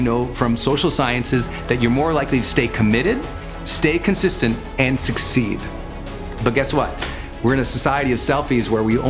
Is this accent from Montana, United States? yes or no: yes; Montana, United States; born or raised there